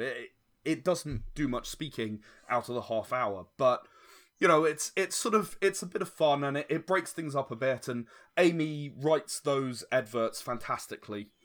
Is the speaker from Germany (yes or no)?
no; United Kingdom; I'm British